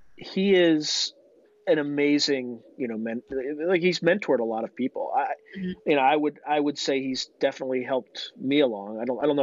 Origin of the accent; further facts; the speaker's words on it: East Coast, United States; now in West Coast, United States; I'm originally from the East Coast and I moved out to the West Coast